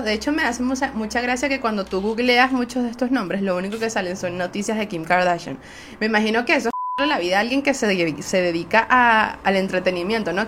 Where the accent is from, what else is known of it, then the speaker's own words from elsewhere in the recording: Venezuela; Soy una jeva de Venezuela